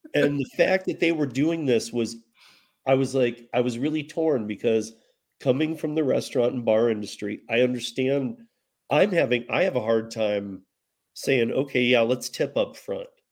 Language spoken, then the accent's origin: English; Michigan, United States; moved away as an adult; grew up in Michigan, and I learned bartending and all that in Michigan